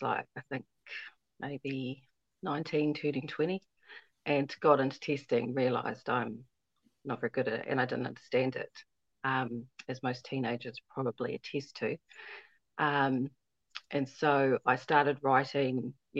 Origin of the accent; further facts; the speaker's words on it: New Zealand; also born or lived in Fiji / Wainuiomata, New Zealand; I grew up here in New Zealand and have been living in Wainamata for years.